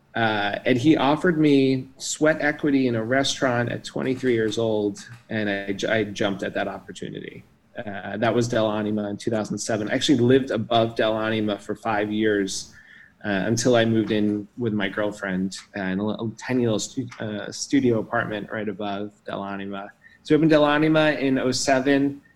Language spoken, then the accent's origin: English; New York City, New York, United States; I grew up in New York City and went to NYU